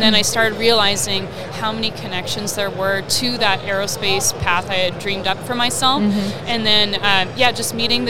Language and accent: English; British Columbia, Canada; also born or lived in Ecuador; I grew up in British Columbia in Canada.